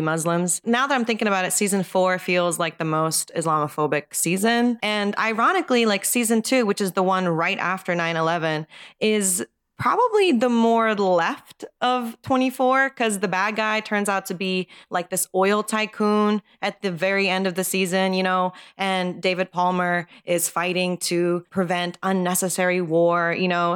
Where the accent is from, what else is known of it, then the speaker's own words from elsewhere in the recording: Japan; moved away as an adult; now in United States; I was born and raised in Japan until I was 18